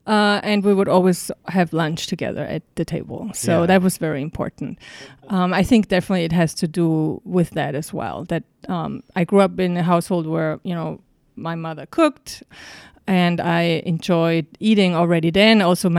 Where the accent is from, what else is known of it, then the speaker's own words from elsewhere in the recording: Salzburg, Austria; moved away as an adult; also born or lived in Vienna; now in New York, United States; I grew up in Salzburg.